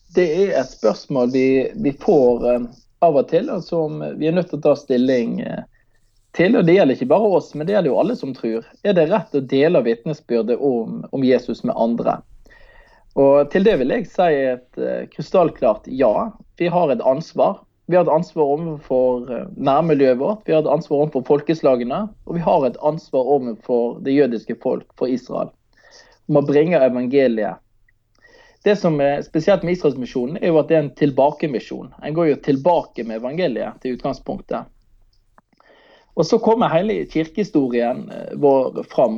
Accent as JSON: {"language": "Norwegian", "town": "Manger", "region": "Vestland", "country": "Norway", "tie": "born or raised there", "said": "hjemme på, eh, på Manger, der jeg er fra"}